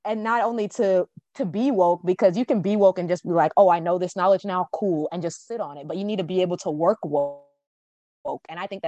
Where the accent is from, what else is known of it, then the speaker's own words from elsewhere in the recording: Jamaica; hey, there's this Jamaican author, because I'm Jamaican.